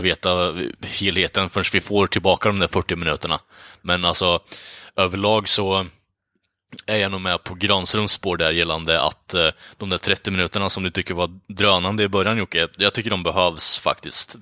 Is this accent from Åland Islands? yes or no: no; United States; som amerikan